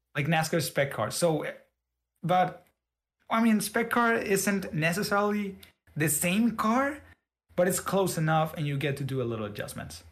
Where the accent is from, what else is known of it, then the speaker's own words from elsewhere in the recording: Mexico; I'm from Mexico